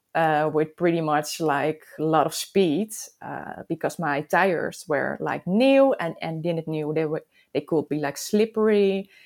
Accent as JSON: {"language": "English", "country": "Netherlands", "said": "I'm from the Netherlands, of course. I live close to Amsterdam"}